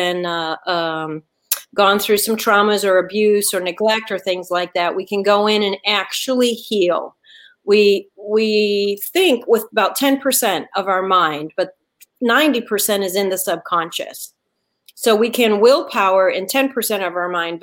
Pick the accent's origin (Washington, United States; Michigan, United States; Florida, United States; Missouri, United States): Michigan, United States; Detroit; now in Atlanta, United States; I was born and raised in Detroit, and then I've lived all over. But I'm talking to you today from Atlanta, which is my home